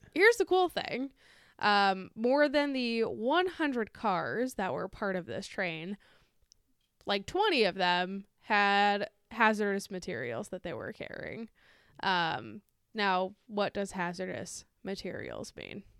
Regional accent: United States; I'm an American

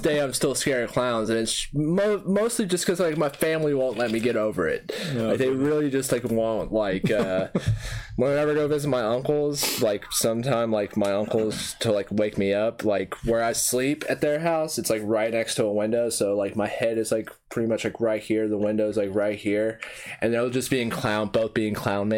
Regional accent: United States; also born or lived in Louisiana / Arkansas; I'm from Louisiana and Arkansas

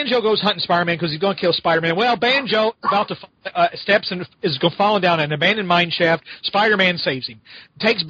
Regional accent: United States; I grew up near Kentucky

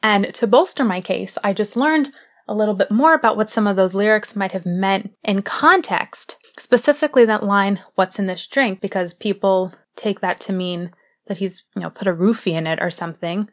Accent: United States; I am an American

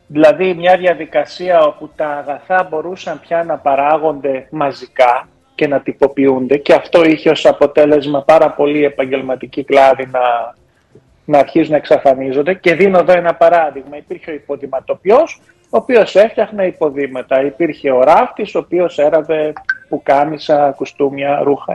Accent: Germany; Όταν γεννήθηκα μεγάλο στη Γερμανία

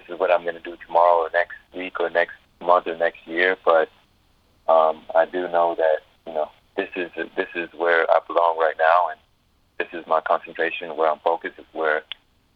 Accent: Atlanta, Georgia, United States; moved away; also born or lived in Houston; my hometown of Atlanta

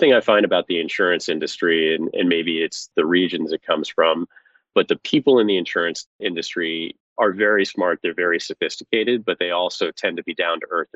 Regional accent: Oneida, New York, United States; moved away; I grew up in a small city in central New York called Oneida

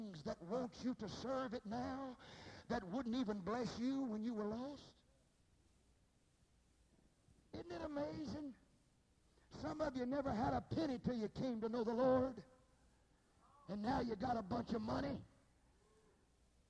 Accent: Sundown, Texas, United States; I was raised in Sundown, Texas

